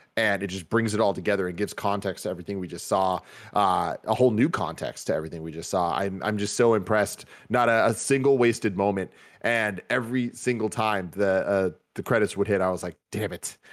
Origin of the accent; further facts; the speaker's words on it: Bay Area, California, United States; growing up in the Bay Area and growing up interested in the hip-hop culture